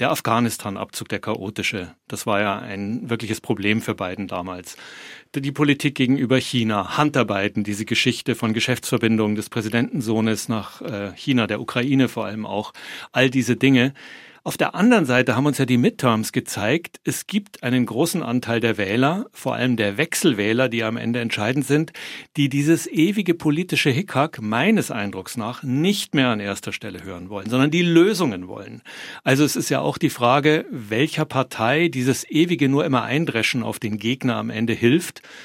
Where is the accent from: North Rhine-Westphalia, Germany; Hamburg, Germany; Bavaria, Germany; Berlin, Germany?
Bavaria, Germany; moved away as an adult; now in Washington, United States; ich komme aus Bayern